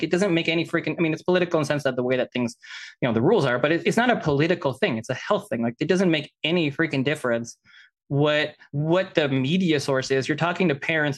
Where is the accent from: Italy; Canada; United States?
Canada; I am Canadian